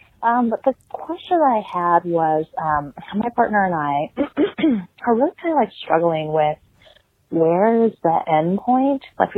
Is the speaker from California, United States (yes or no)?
yes; Southern California, United States; accent: West Coast; moved away; also born or lived in Berkeley, California / Portland, Oregon; I'm originally from the West Coast. I don't know if you can tell with my accent. Originally from Southern California, UC Berkeley, and then Portland, Oregon.